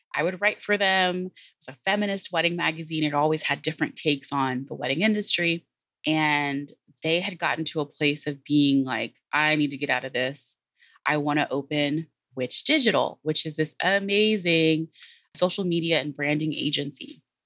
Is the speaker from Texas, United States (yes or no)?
yes; Texas, United States; also born or lived in San Antonio; I am obviously from Texas, I opened with howdy. I'm based here in San Antonio.